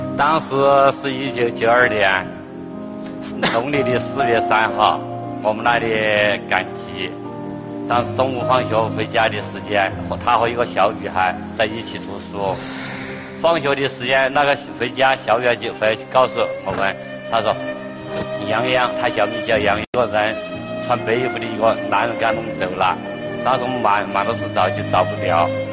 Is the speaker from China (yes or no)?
yes; Nanchong, Sichuan, China; 我们老家是四川南充